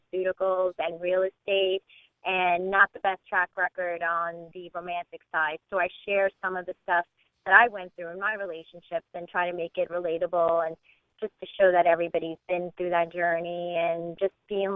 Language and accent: English; Argentina; moved away; I'm from Argentina